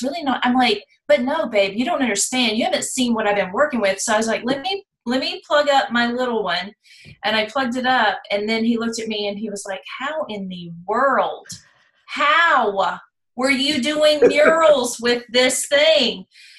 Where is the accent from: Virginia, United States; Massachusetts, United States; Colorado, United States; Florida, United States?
Virginia, United States; also born or lived in North Carolina; now in Orlando, United States; I am actually in the Orlando area. And I'm not originally from here. I'm originally from North Carolina. I was born in North Carolina, raised in Virginia, right across the state line.